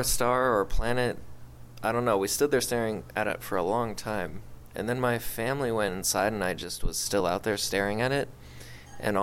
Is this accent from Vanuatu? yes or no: no; Vermont, United States; I am from Vermont